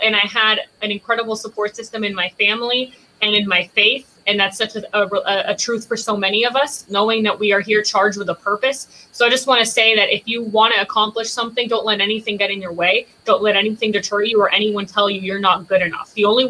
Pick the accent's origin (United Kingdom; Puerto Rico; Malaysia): Puerto Rico; now in Palm Springs, United States; When we moved from Puerto Rico, I've lived in Palm Springs for 20 years. I went to 3 schools within the Palm Springs Green Acres area.